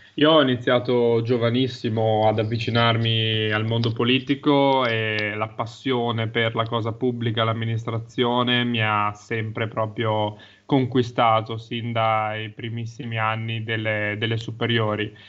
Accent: Guiglia, Emilia-Romagna, Italy

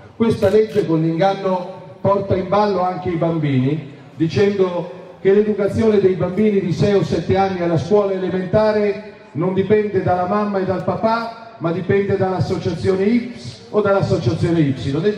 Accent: Milan, Lombardy, Italy; io sono milanese e la amo più di ogni altra città al mondo

